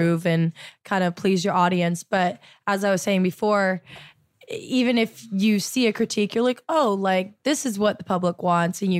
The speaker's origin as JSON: {"language": "English", "town": "Milton", "region": "Ontario", "country": "Canada", "tie": "born or raised there", "also_born_or_lived": "Toronto", "said": "I was commuting from Milton, my hometown, to Toronto, where my school was"}